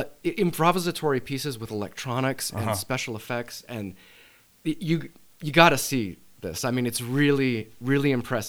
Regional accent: New England, United States; now in Utah, United States; I'm from New England.

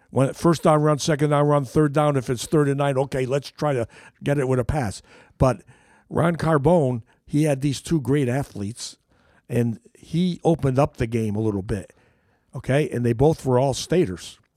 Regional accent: Derby, East Midlands, United Kingdom; Well, when I grew up in Derby in the 1950s, I was born in 1943, and I was in 1950s.

